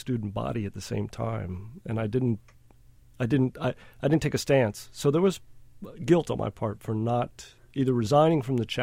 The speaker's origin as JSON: {"language": "English", "region": "the South", "country": "United States", "said": "I guess since I'm a Southerner, I've always been aware of race. You can't get away from it as a Southerner"}